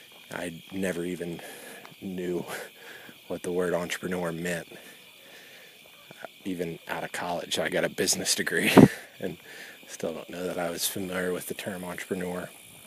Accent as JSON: {"language": "English", "town": "Jones", "region": "Oklahoma", "country": "United States", "tie": "born or raised there", "moved": "as an adult", "lives_now": "Orlando, United States", "said": "my hometown."}